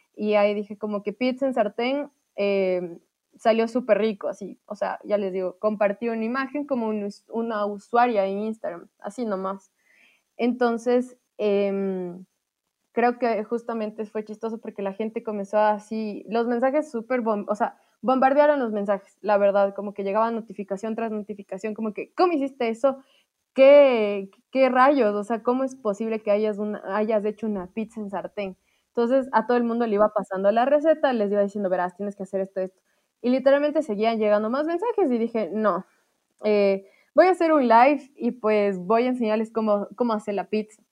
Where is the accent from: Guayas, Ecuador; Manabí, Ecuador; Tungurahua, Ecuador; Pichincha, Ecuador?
Tungurahua, Ecuador; Ambato; yo dije que era de Ambato